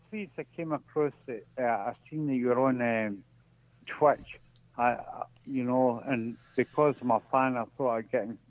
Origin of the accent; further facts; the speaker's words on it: Scotland, United Kingdom; Just because I'm Scottish